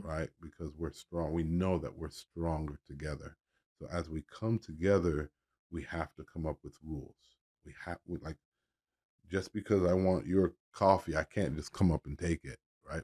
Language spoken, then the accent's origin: English; Miami, Florida, United States; moved away as an adult; also born or lived in North Carolina; I guess I'm from Miami